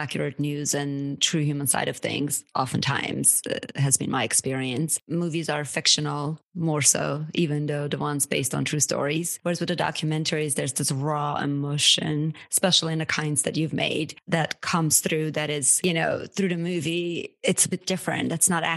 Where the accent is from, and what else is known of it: Armenia; now in United States